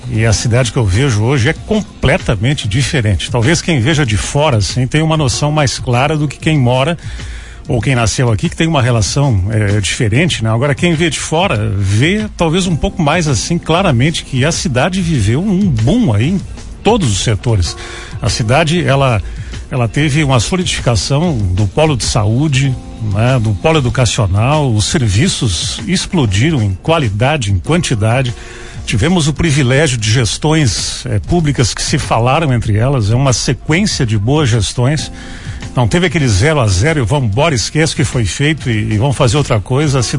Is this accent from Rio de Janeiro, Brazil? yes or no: no; Uruguaiana, Rio Grande do Sul, Brazil; moved away as an adult; now in Passo Fundo, Brazil; um cara que não é de Passo Fundo, né? É, eu sou de Uruguaiana, mas eu já estou com 15 anos assim de relação direta com a cidade. Eu cheguei aqui nos 150 anos de Passo Fundo, né, em 2007.